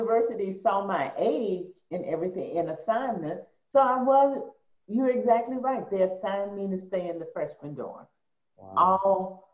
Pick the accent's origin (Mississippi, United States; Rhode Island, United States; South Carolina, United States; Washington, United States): Mississippi, United States; Madison; moved away as an adult; being 18 from Madison, Mississippi, showing up at Berkeley in 1973